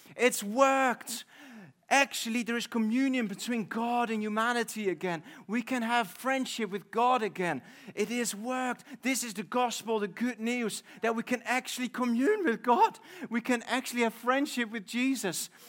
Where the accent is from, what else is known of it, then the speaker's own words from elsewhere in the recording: Netherlands; moved away as an adult; now in United Kingdom; I'm from the Netherlands.